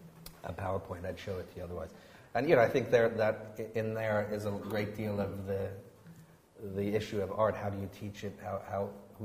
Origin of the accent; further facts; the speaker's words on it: United States; moved away as an adult; now in United Kingdom; I come from the United States